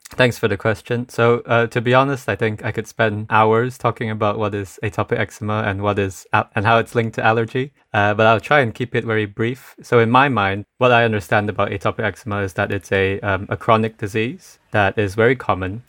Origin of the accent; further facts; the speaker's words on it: Malaysia; I'm from Malaysia